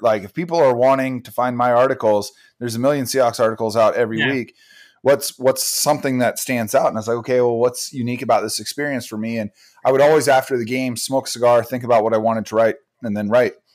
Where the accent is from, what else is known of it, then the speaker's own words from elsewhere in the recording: Bellingham, Washington, United States; I'm from Bellingham, Washington, which is a city about hour and a half north of Seattle